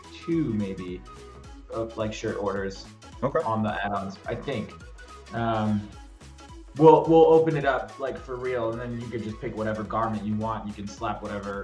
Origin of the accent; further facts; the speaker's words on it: Bosnia & Herzegovina; my hometown in Bosnia